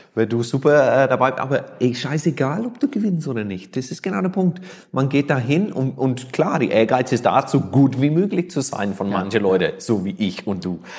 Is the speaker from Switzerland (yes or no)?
no; Ireland; German is a second language; moved away as an adult; also born or lived in Barcelona, Spain / Kraków, Poland / Macedonia / Bilbao, Spain; now in Nuremberg, Germany; nicht mehr in Irland lebe, wohne